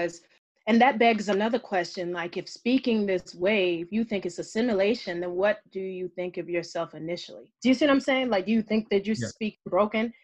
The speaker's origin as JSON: {"language": "English", "region": "the South", "country": "United States", "tie": "born or raised there", "moved": "yes", "said": "I'm a Southern woman. I was born and raised in the South"}